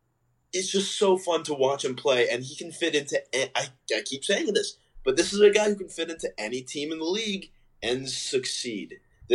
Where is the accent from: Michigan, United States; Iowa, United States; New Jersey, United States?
New Jersey, United States; Marlton; my hometown of Marlton, New Jersey.